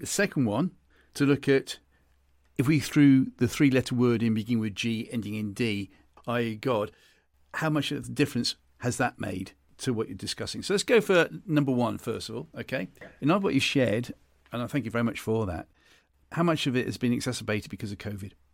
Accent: United Kingdom; accent: British; being a Brit, as you can tell by my accent

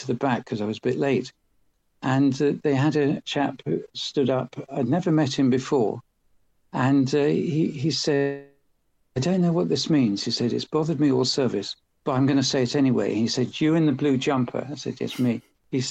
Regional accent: England, United Kingdom; moved away as an adult; also born or lived in Switzerland; I being English

